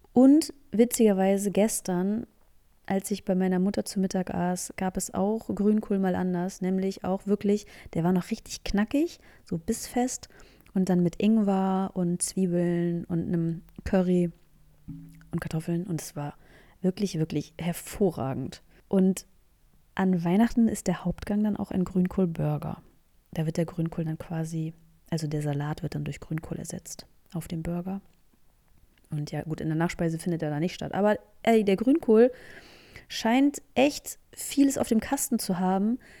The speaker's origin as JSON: {"language": "German", "region": "Northern Germany", "country": "Germany", "said": "ich komme ja aus dem Norden, aus dem schönen hohen Norden der Republik"}